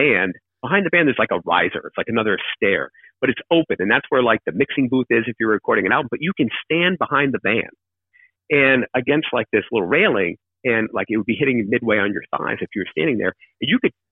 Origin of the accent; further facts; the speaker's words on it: Keene, New Hampshire, United States; moved away; also born or lived in Australia / London; spend a ton of time there growing up. We were in Keene